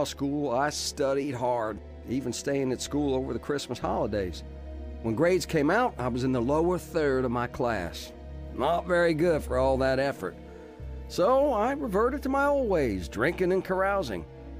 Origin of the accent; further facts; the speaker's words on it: Huntsville, Alabama, United States; also born or lived in Nashville / Washington, D.C. / Syracuse; I was born in Nashville in 1942, but we moved to Washington, D.C. while my dad served in the Navy. After the war, we lived in Syracuse while he got his master's in mechanical engineering. I was in fourth grade when we moved to Huntsville, Alabama